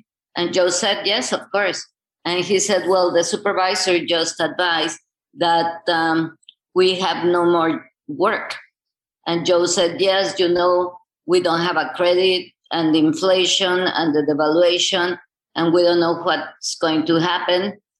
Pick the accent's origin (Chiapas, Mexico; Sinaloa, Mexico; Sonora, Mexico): Chiapas, Mexico; going back to my hometown, which was Chiapas in the middle of the mountains